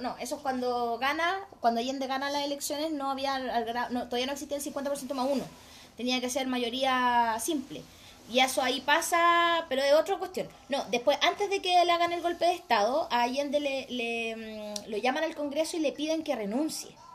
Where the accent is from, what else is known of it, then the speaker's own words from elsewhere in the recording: Chile; como chilena promedio